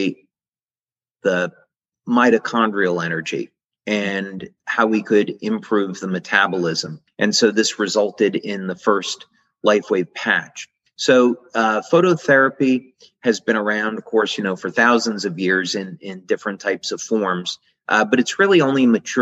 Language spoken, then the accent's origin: English; New Jersey, United States; growing up in New Jersey to visit the research lab of Thomas Edison